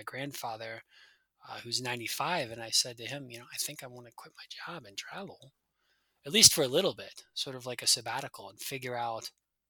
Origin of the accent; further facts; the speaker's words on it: United States; moved away; I'm a Yank. I'm from the States